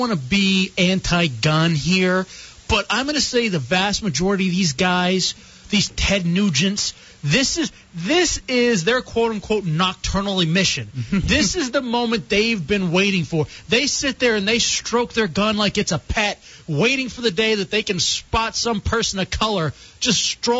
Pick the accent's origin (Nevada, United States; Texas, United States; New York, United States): Texas, United States; moved away; growing up in Texas.